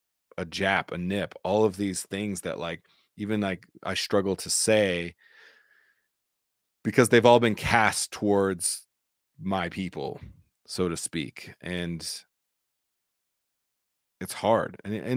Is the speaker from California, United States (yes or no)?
yes; California, United States; also born or lived in Germany; So I grew up in Southern California, mostly. Had some of my youth in Germany as well.